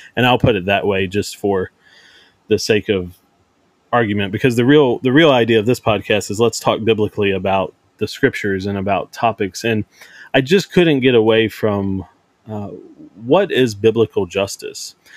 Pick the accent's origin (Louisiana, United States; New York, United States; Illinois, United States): Louisiana, United States; Cajun; I'm a Caucasian white guy. Uh, I'm a Cajun